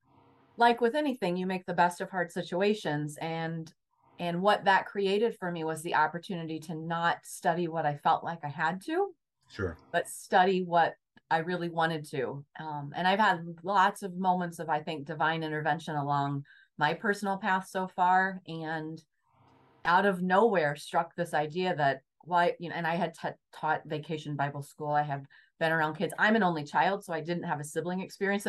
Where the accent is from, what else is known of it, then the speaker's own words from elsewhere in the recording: Southern Indiana, United States; I grew up in Southern Indiana, in a small town, and my dad owned a lumberyard.